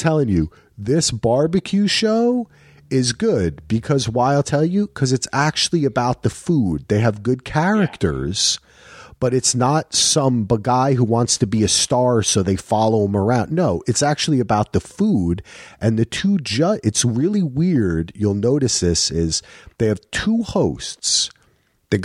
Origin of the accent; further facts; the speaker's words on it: New Jersey, United States; My problem is, for me, I grew up in Jersey, and in Jersey, Texas barbecue is barbecue.